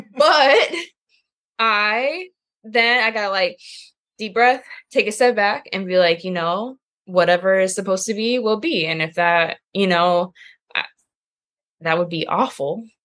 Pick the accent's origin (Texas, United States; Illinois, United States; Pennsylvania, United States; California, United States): California, United States; Temecula; moved away as an adult; also born or lived in San Jose, California; now in Chicago, United States; I'm from California